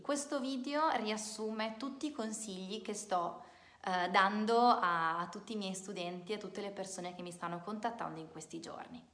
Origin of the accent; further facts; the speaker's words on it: Italy; non sono una madrelingua, non sono madrelingua inglese, ma sono italiana